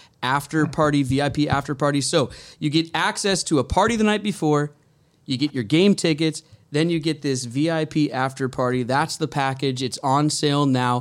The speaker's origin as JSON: {"language": "English", "town": "Edmonds", "region": "Washington", "country": "United States", "tie": "born or raised there", "said": "I grew up playing sports at the Boys and Girls Club. You know, I had basketball teams and stuff like Boys and Girls Club of Edmonds"}